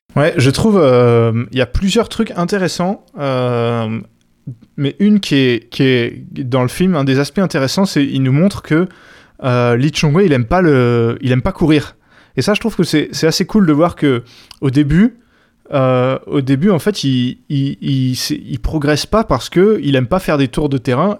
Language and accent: French; France; en tant que Français